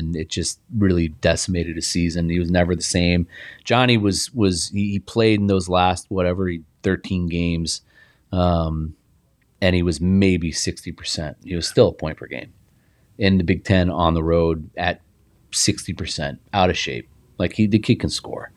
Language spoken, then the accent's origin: English; Indianapolis, Indiana, United States; I played on a great team growing up in Indianapolis